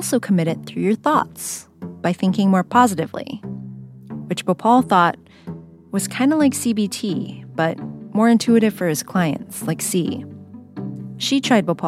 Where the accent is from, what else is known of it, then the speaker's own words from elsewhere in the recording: San Jose, California, United States; Where I grew up in San Jose, so many of our parents had fled conflict and poverty